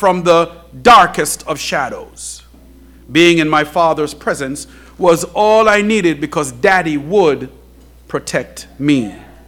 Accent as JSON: {"language": "English", "country": "Jamaica", "tie": "born or raised there", "said": "when I was a young boy growing up in Jamaica"}